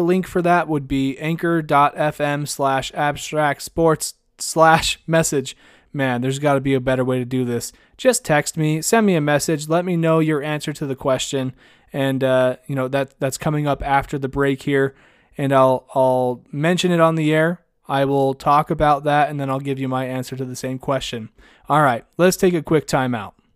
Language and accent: English; Idaho, United States; I grew up in, in Idaho and I went to school in Idaho